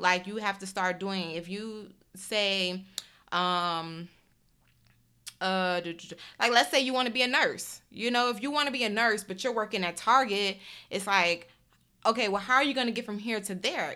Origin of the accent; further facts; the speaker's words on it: Detroit, Michigan, United States; moved away; also born or lived in Chicago / Houston / New York; I grew up in Detroit